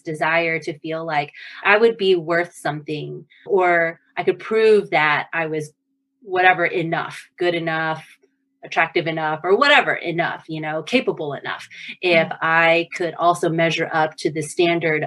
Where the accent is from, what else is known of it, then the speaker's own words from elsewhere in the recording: Houston, Texas, United States; moved away as an adult; also born or lived in California / Massachusetts; now in Boston, United States; I was born and raised in Houston, Texas. So I'm a native Texan